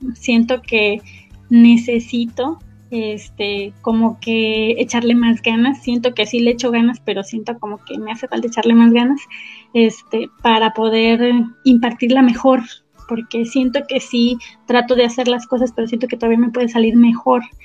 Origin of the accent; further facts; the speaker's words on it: Antúnez, Michoacán, Mexico; Yo soy originaria de un pueblito que está allá cerca de Apatzingán, que se llama Antunes. Este, allá estuve viviendo